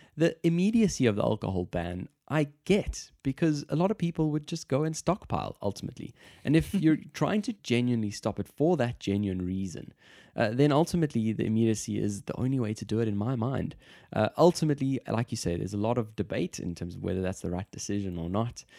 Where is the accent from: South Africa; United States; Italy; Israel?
South Africa; moved away; I'm from South Africa